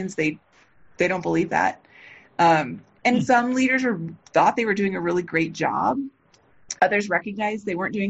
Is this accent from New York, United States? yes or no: no; Los Angeles, California, United States; I grew up in near East Los Angeles, pretty poor.